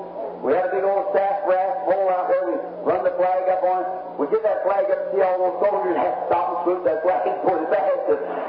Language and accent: English; United States; I'm American. I love my nation.